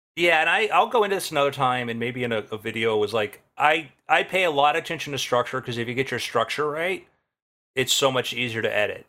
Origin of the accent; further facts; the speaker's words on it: South Florida, United States; I grew up in South Florida